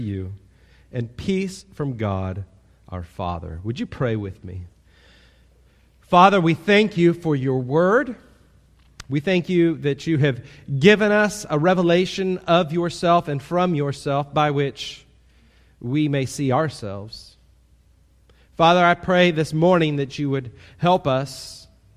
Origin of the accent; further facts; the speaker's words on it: Kansas City, United States; now in Titusville; I grew up in Kansas City, so I grew up in a large town